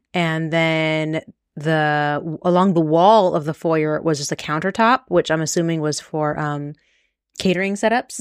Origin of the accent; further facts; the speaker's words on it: Las Vegas, Nevada, United States; we're from Vegas